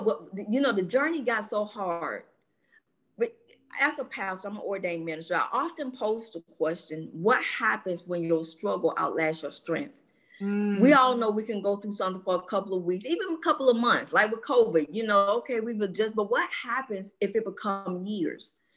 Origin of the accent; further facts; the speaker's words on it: Atlanta, Georgia, United States; born and raised in Atlanta, Georgia